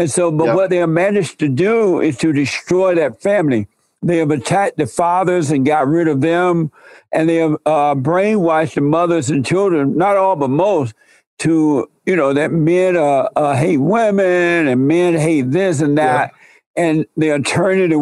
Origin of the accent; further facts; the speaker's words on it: Alabama, United States; I grew up in Alabama under the Jim Crow laws